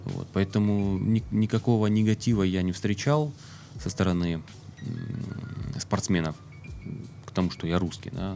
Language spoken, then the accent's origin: Russian; Russia; я никогда не скрывал свою национальность, да, я русский, я горжусь этим